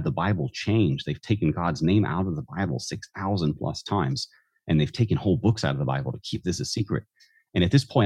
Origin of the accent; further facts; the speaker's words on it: the South, United States; I was raised in the South